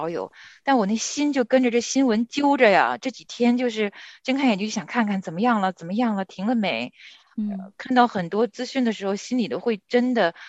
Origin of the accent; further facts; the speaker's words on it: Hebei, China; 我的家乡在河北，但是河北跟河南也很近了。